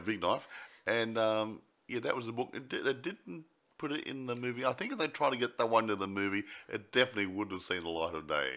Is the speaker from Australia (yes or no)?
yes; Australia; I'm an Australian